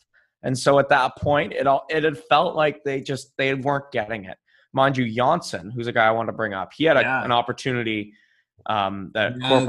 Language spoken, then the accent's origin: English; Ottawa, Ontario, Canada; I'm from Ottawa.